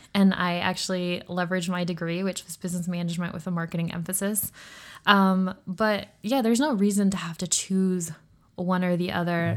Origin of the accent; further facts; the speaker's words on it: Utah, United States; I grew up, I am a Utah native, um, hence I don't have an accent.